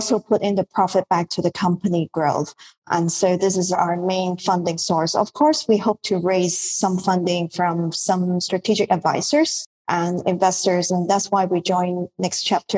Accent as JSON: {"language": "English", "country": "Hong Kong", "moved": "yes", "lives_now": "Bali, Indonesia", "said": "I'm based in Bali, Indonesia, but I'm from Hong Kong originally."}